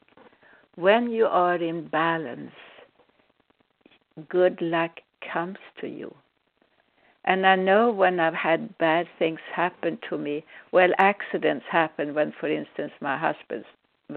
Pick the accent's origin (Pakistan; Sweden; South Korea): Sweden; now in United States; I'm a Swedish-born psychic healer, a medical intuitive, living in the United States